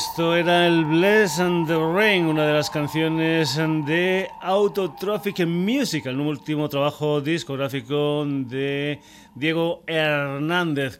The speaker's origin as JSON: {"language": "Spanish", "town": "Burguillos del Cerro", "region": "Extremadura", "country": "Spain", "tie": "born or raised there", "said": "mi pueblo natal, Burguillos del Cerro"}